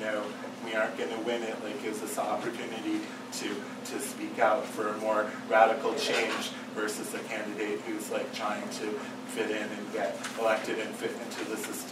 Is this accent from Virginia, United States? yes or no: no; Massachusetts, United States; I'm from Massachusetts, and Elizabeth Warren is my senator